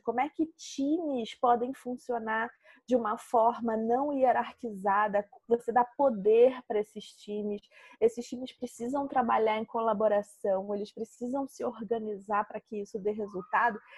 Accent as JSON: {"language": "Portuguese", "country": "Brazil", "said": "aqui no Brasil"}